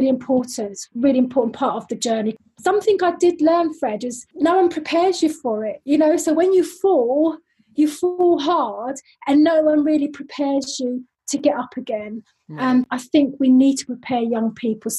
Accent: London, United Kingdom; accent: London; moved away as an adult; now in Switzerland; I am originally from London, as you can probably tell from my lovely London accent, and I am now based in lovely Switzerland

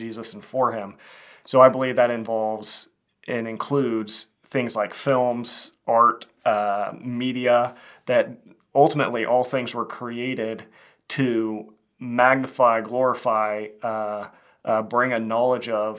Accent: Kansas, United States; I'm a filmmaker from Kansas

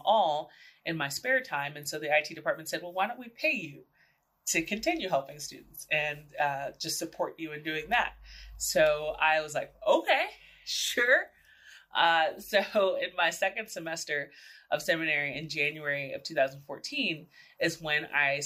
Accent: San Antonio, Texas, United States; moved away as an adult; also born or lived in New York City; I was born and raised in San Antonio, Texas, the oldest of four kids.

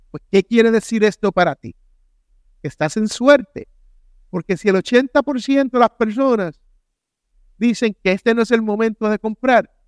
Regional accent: United States; born there; en el sitio donde yo nací, en Carolina del Sur o en Carolina del Norte, todavía están por 250 mil, la misma casa.

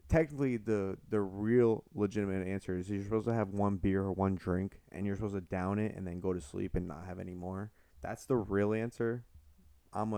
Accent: Athens, New York, United States; I'm from Athens

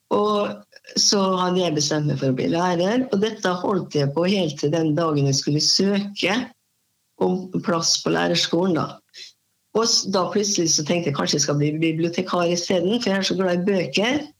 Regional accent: Molde, Møre og Romsdal, Norway; moved away as an adult; now in Halden, Norway; Jeg kommer fra Molde

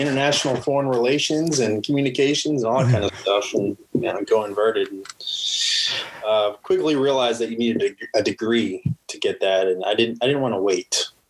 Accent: Pflugerville, Texas, United States; also born or lived in Phoenix, Arizona; with my dad at 8 years old. That's when I got to Texas. And then that, I guess you could say I pretty much grew up in Texas. Okay. And that was Pflugerville.

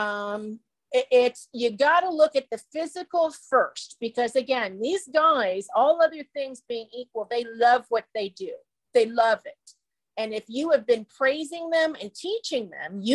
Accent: Midwest, United States; I was a Midwestern native

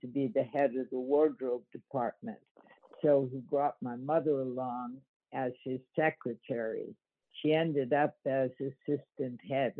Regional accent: California, United States; born or raised there; also born or lived in New York

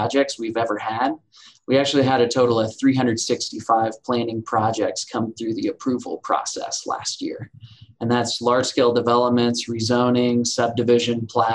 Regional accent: Southwest Missouri, United States; moved away as an adult; now in Bentonville, United States; I'm originally from Southwest Missouri, so I've been in Bentonville for 3 years as well

